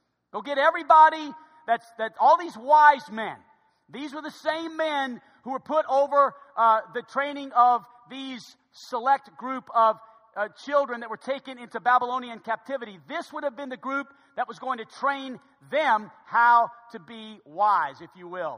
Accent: New Orleans, Louisiana, United States; my hometown of New Orleans

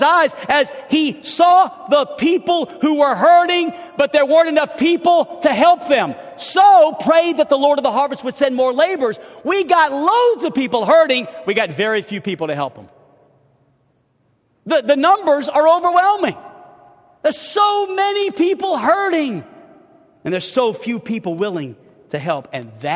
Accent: New Orleans, Louisiana, United States; also born or lived in Chicago / Los Angeles; now in Hot Springs, United States; I'm from New Orleans, Louisiana

